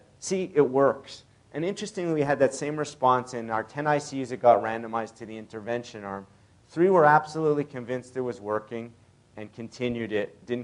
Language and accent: English; Canada; moved away; I'm originally Canadian